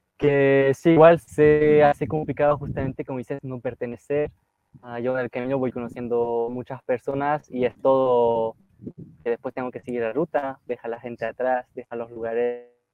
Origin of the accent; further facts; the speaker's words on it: near Lille, Hauts-de-France, France; Spanish is a second language; moved away as an adult; also born or lived in Chile; Yo soy del norte, como muy cerca de Bélgica, cerca de Lille, la ciudad de Lille